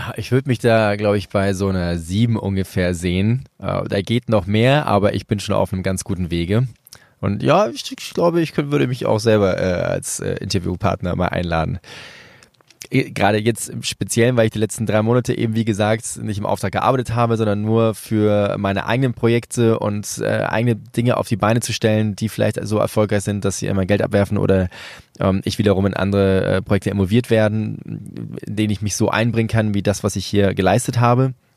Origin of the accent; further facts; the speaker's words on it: Venezuela; moved away; Venezuela, mein Geburtsland